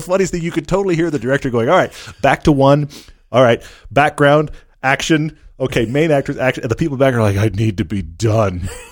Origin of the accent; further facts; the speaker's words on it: Texas, United States; also born or lived in Southern California; now in Park City, United States; I grew up in Texas